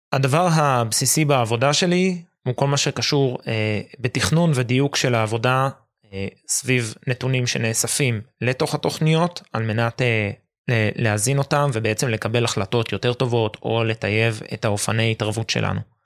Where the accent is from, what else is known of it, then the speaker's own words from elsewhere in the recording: Jerusalem, Jerusalem District, Israel; אני ירושלמי